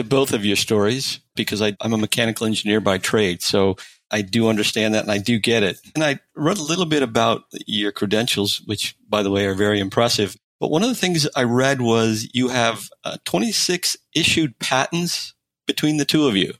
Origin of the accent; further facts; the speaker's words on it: Detroit, Michigan, United States; I'm from Detroit as well, originally.